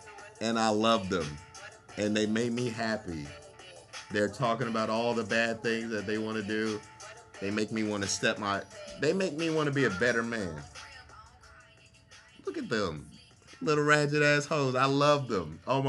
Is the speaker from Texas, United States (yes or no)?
no; Florida, United States; also born or lived in Washington, D.C.; I'm a military kid, so I grew up in Florida and D.C.